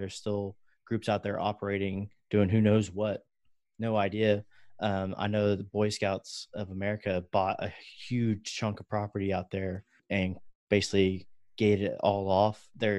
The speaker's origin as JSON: {"language": "English", "region": "West Virginia", "country": "United States", "tie": "born there", "said": "Last episode, we talked about how I told you I was born in West Virginia. I didn't really grow up there, but I did spend my summers there."}